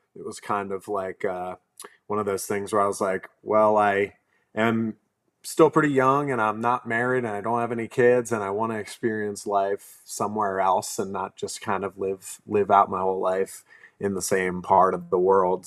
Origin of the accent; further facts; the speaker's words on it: right outside of Philadelphia, Pennsylvania, United States; I grew up in Pennsylvania, like, right outside of Philly